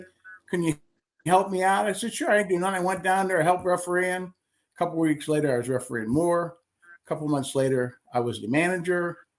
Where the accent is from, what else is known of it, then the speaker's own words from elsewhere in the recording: Austintown, Ohio, United States; I'm from Austintown.